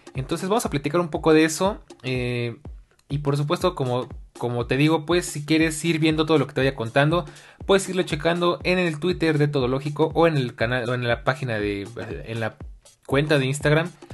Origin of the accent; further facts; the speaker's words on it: Mexico City, Mexico; Soy oriundo de la Ciudad de México